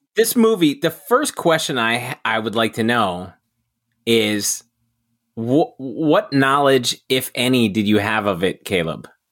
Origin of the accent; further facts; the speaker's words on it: New Jersey, United States; I'm from New Jersey